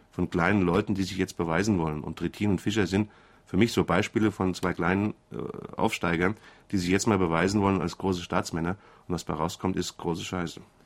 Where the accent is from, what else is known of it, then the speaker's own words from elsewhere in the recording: Frankfurt, Hesse, Germany; accent: Hessian; ich bin Hesse, das hängt mit der Sprache zusammen